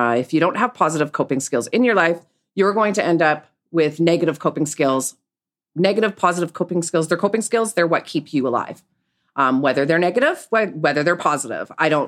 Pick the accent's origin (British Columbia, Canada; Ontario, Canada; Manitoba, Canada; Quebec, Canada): Manitoba, Canada; Winnipeg; Well, I grew up in Winnipeg, Manitoba, and I was raised by my mother, who was a single mom.